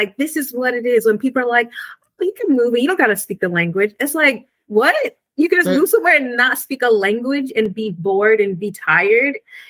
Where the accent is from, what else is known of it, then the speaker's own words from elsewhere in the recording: United States; accent: American; now in Spain; my American accent